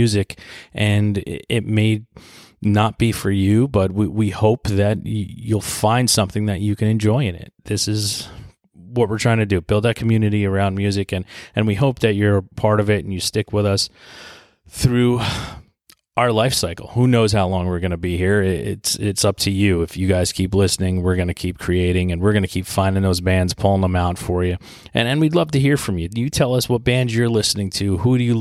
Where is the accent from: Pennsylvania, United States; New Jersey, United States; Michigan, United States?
New Jersey, United States; my home state of New Jersey